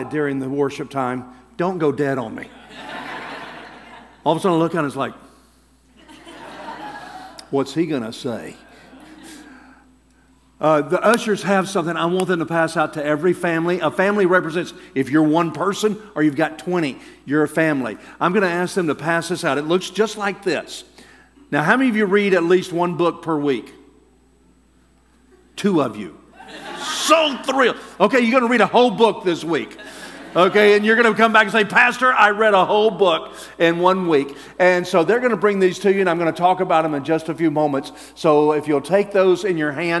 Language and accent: English; Alabama, United States; I'm from Alabama